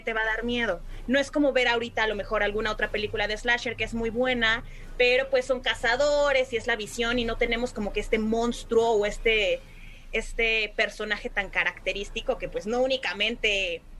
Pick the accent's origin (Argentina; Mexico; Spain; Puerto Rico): Mexico; Puebla; yo soy de Puebla